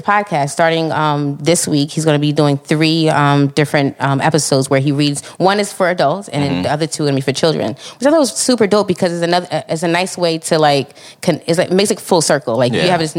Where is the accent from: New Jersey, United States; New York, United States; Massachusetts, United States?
New York, United States; because my thing is, I'm from New York.